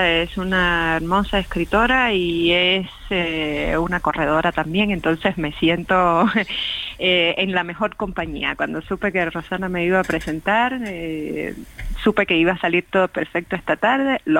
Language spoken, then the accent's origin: Spanish; Havana, Cuba; now in Mexico; Ahora también soy mexicana y me enamoré de México como me había enamorado con dolor de La Habana que tuve que dejar atrás